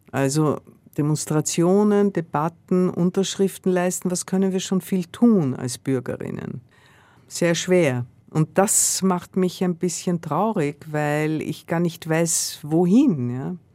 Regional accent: Austria; Ich komme aus Österreich, wo die FPÖ weitaus stärker ist, in einigen Bundesländern in der Regierung ist.

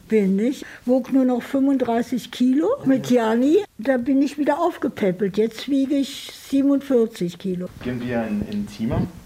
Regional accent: Cuba; German is a second language; moved away as an adult; now in Berlin, Germany; Ich bin in Kuba geboren, aber ich bin jetzt hier.

